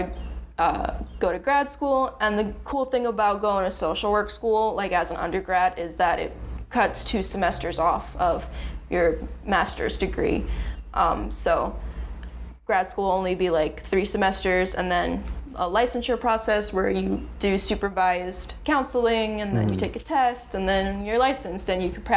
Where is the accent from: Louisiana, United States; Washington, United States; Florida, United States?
Florida, United States; Lake Worth; I grew up in the suburbs of Lake Worth, which is a little bit south of West Palm Beach